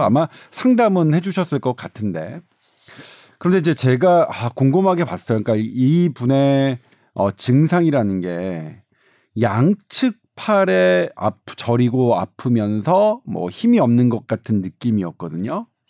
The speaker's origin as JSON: {"language": "Korean", "region": "Seoul", "country": "South Korea", "tie": "born or raised there", "said": "제가 강북에서 주로 태어나서 강북에서는 뭐 누구 하나 남부럽지 않게 막으스대며 살았는데"}